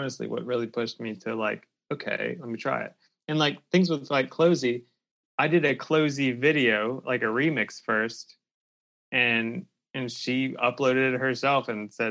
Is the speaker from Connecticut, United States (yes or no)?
no; about an hour south of Pittsburgh, Pennsylvania, United States; now in Louisville, United States; Pennsylvania, about an hour south of Pittsburgh